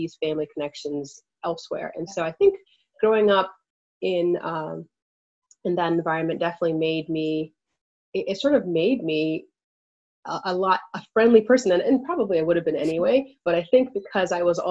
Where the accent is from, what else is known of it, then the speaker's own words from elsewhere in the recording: Pittsburgh, Pennsylvania, United States; also born or lived in Nigeria; I spent most of my life in of course, Pittsburgh and in this country.